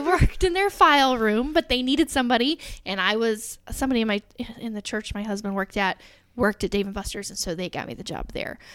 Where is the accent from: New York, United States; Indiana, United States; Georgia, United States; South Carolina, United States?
Indiana, United States; Alexandria; moved away as an adult; also born or lived in Reynoldsburg, Ohio / Dallas, Texas; So I grew up in Alexandria, Indiana, teeny tiny little town.